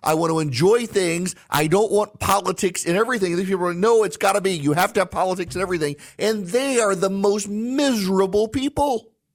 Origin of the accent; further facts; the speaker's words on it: United States; I'm an American